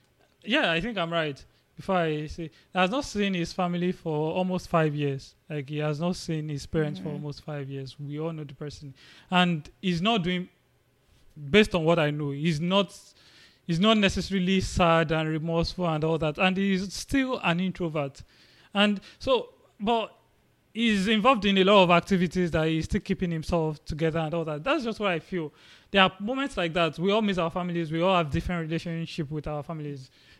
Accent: Nigeria; I came with another guy from Nigeria.

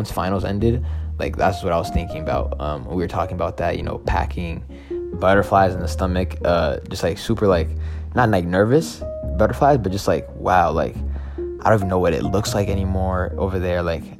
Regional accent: Seattle, Washington, United States; moved away as an adult; also born or lived in Addis Ababa, Ethiopia; now in St. Paul, United States; I was born in Addis Ababa, Ethiopia, and grew up in Seattle, Washington. I was 2 when I came

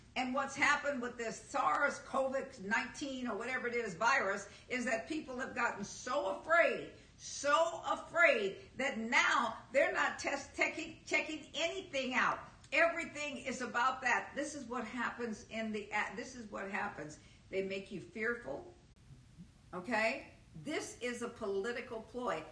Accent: United States; I am an American. I'm a United States citizen.

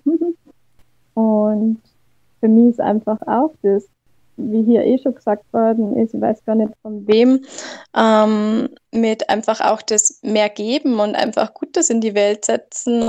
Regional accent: near the border by Salzburg, Bavaria, Germany; ich komme aus Deutschland, ganz grenznah kurz vor Salzburg

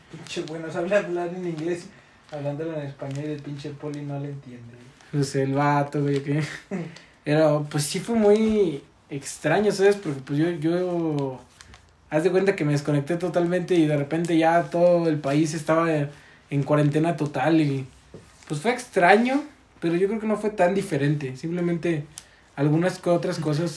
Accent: Mexico; en México estamos cambiando una identidad

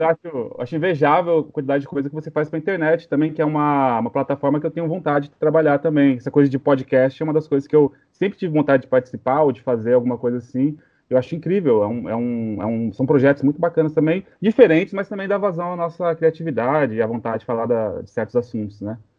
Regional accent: São Paulo, Brazil; Sou de São Paulo, mas sou filho de nordestino. Então sou meio paulista, meio nordestino, com grande orgulho.

